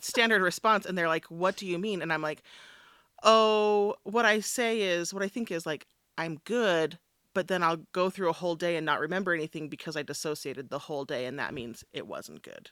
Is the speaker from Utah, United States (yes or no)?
yes; Richfield, Utah, United States; also born or lived in South Sevier, Utah; we moved to Richfield from South Sevier